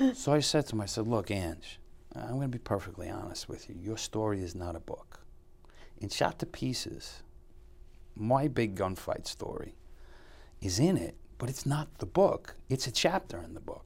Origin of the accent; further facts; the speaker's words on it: New York City, New York, United States; I grew up in Bushwick